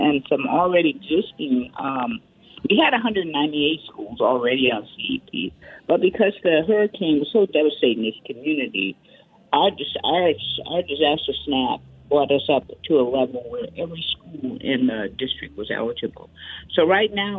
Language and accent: English; Washtenaw County, Michigan, United States; moved away as an adult; also born or lived in Detroit, Michigan; now in Houston, United States; was spent in Washington County on a farm, and Ann Arbor would have been my big city